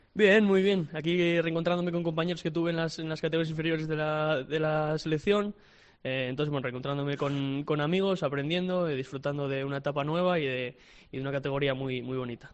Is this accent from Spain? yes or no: yes; Oviedo, Asturias, Spain; yo soy de Oviedo, nacido en Oviedo y toda la vida viví enfrente del Tartiere incluso